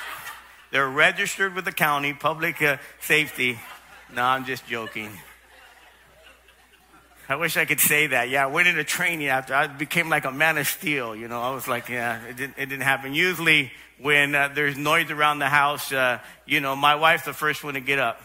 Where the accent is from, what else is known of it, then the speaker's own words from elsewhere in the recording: Los Angeles, California, United States; I grew up in South Los Angeles, South L.A.